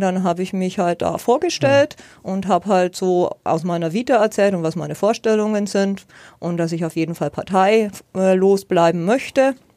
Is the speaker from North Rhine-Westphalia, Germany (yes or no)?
no; Nuremberg, Bavaria, Germany; moved away as an adult; now in Ansbach, Germany; Ich bin ja. gebürtige Nürnbergerin und habe 44 Jahre in Nürnberg gelebt